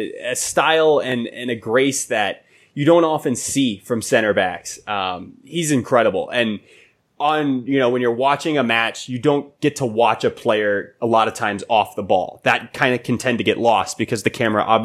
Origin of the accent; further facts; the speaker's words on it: United States; I'm an American